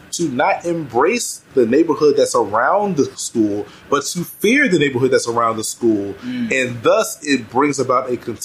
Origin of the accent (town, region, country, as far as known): Washington, District of Columbia, United States; born or raised there